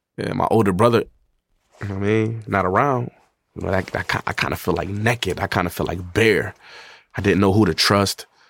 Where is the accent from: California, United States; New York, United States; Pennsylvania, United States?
New York, United States; Buffalo; born or raised there; also born or lived in Atlanta, Georgia